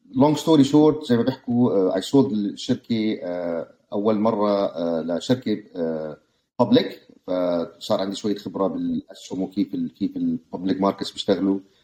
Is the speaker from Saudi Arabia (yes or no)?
no; Jordan; moved away as an adult; now in United States; انا طبعا ولدان بالاردن كملت هاي سكول بالاردن